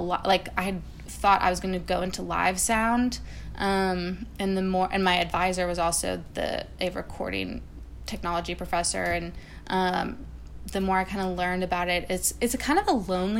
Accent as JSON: {"language": "English", "region": "Wisconsin", "country": "United States", "tie": "born or raised there", "moved": "as an adult", "lives_now": "Nashville, United States"}